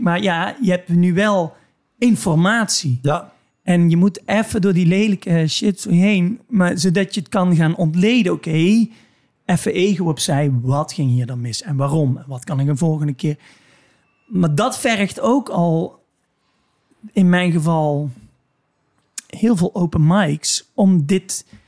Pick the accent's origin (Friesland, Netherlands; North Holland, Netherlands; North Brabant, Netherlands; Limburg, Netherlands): Limburg, Netherlands; waar ik vandaan kom een beetje. Namelijk een heel klein dorp in, eh, in Limburg.